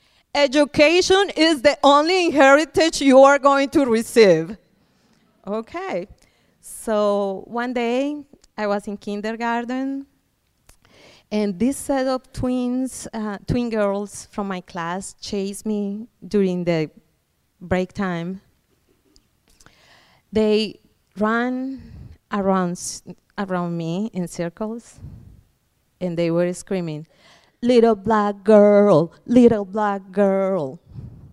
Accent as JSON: {"language": "English", "country": "Colombia", "tie": "born or raised there", "moved": "yes", "lives_now": "Iowa, United States", "said": "I was born in Colombia, South America"}